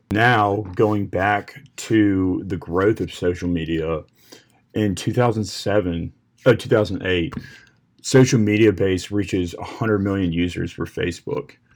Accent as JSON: {"language": "English", "town": "Williamsburg", "region": "Virginia", "country": "United States", "said": "I'm from Williamsburg, Virginia"}